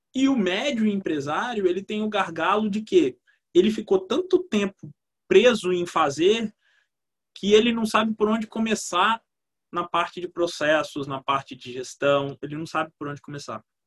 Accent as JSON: {"language": "Portuguese", "town": "Vitória", "region": "Espírito Santo", "country": "Brazil", "said": "Sou de Vitória"}